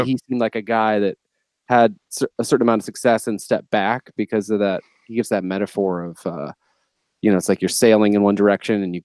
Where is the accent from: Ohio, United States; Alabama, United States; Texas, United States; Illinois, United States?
Ohio, United States; Northeast; also born or lived in North Carolina; We grew up together in Northeast Ohio